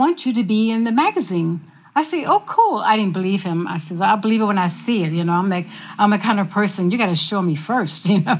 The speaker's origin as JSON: {"language": "English", "region": "the South", "country": "United States", "said": "I say, yes, sir, I'm from the South."}